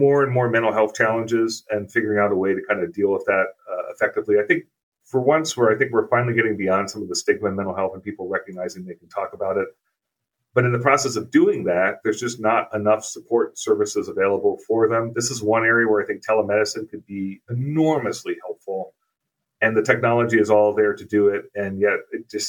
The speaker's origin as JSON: {"language": "English", "region": "East Coast of the U.S.", "country": "United States", "tie": "born or raised there", "moved": "yes", "lives_now": "Twin Cities, United States", "said": "where I grew up on the East Coast of the U.S."}